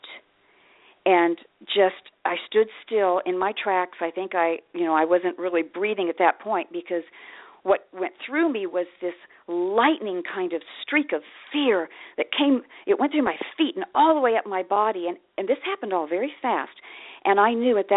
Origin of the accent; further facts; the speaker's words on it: Kansas, United States; now in Ashland, United States; I grew up in Kansas. I'm in Ashland, Oregon now, but I grew up in Kansas.